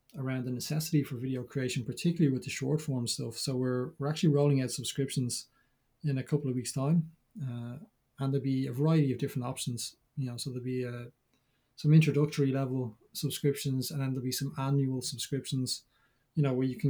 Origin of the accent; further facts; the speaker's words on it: Dublin, Leinster, Ireland; I'm from Dublin.